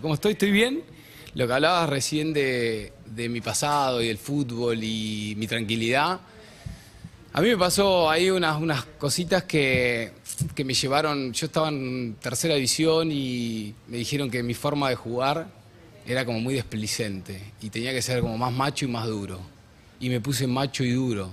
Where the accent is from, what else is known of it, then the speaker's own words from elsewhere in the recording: Tandil, Buenos Aires Province, Argentina; moved away; yo soy de Tandil, vengo de una familia, mi hijo tenía creadero de chancho, mi mamá docente y yo laburaba medio en el campo pibito